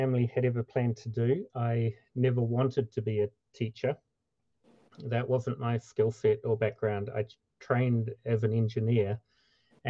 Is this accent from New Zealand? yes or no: yes; New Zealand; moved away as an adult; now in Minnesota, United States; I grew up in New Zealand, and my wife and I moved to the USA in 2010.